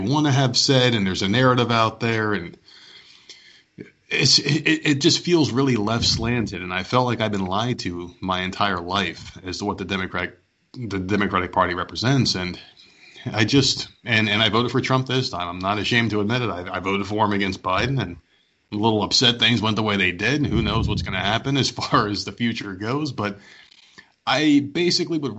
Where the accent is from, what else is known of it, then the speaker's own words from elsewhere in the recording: New Jersey, United States; now in Myrtle Beach, United States; I'm born and raised in New Jersey, came down here, and now I live in Myrtle Beach, South Carolina